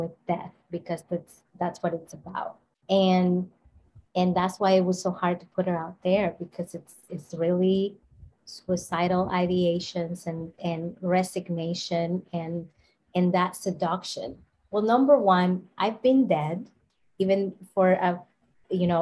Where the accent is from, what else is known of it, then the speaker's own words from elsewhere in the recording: Dominican Republic; I'm from the Dominican Republic